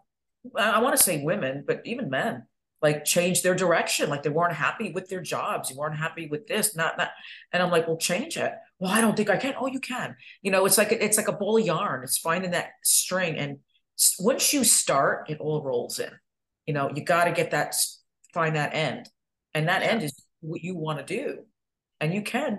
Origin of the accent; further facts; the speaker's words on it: upstate New York, United States; moved away as an adult; now in Florida, United States; I'm from a small town, upstate New York